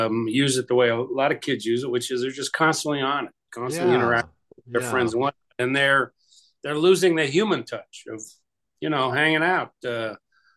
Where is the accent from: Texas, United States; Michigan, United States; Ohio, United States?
Ohio, United States; Youngstown; I grew up in Youngstown, Ohio